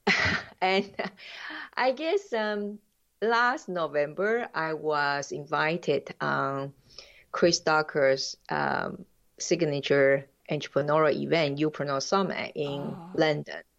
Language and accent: English; Taiwan; English is a second language; moved away as an adult; also born or lived in United States / Jamaica; now in Switzerland; I'm original from Taiwan